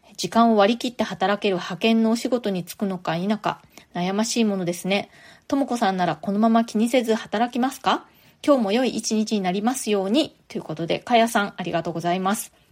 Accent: Japan; moved away as an adult; now in New York, United States; 私も一人で祖国を離れてアメリカにやってきた

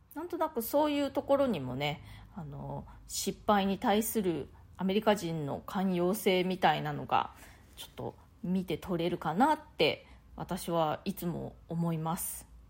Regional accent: Japan; moved away as an adult; now in New York, United States; 私自身日本でね生まれ育って

